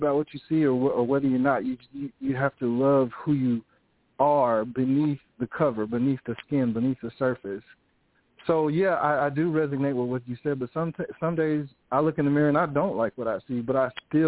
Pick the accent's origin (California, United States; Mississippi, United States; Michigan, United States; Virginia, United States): Mississippi, United States; Grenada; accent: country; now in Nashville, United States; originally from Grenada, Mississippi